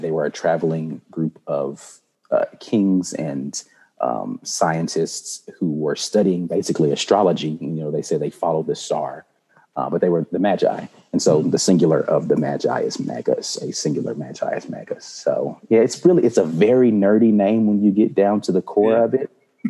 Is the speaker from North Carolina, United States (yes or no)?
yes; Jacksonville, North Carolina, United States; born there; Therefore, I was born in North Carolina, actually, mm-hmm. In a little town called Jacksonville, North Carolina.